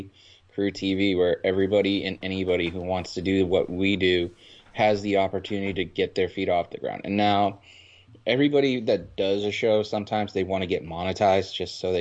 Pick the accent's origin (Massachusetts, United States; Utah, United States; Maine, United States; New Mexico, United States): Massachusetts, United States; Boston; being from Boston, you wanted to go to Boston College for football